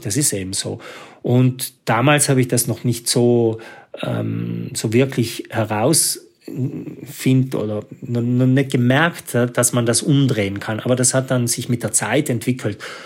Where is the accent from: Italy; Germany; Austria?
Italy; South Tyrol, Trentino-Alto Adige; als Südtiroler